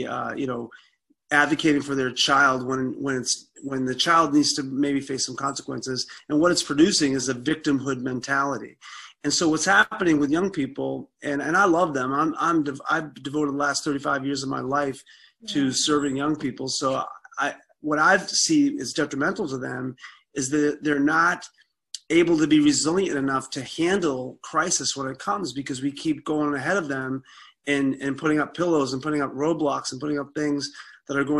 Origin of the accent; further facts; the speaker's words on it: Boston, Massachusetts, United States; moved away as an adult; also born or lived in Nebraska; now in Colorado, United States; I grew up in South Boston, Massachusetts